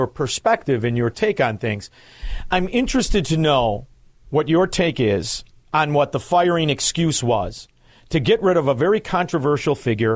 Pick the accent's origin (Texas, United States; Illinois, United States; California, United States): Illinois, United States; Chicago; I'm from Chicago